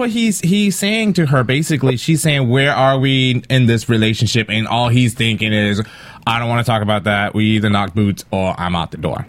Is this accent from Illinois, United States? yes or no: yes; Chicago, Illinois, United States; I am from Chicago.